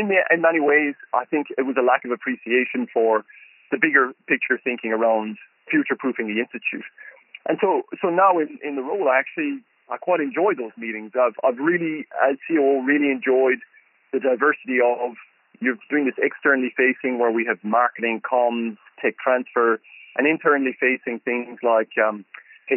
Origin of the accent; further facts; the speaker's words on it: Ireland; moved away as an adult; also born or lived in County Cork, Ireland / Galway, Ireland; now in Melbourne, Australia; Growing up in Ireland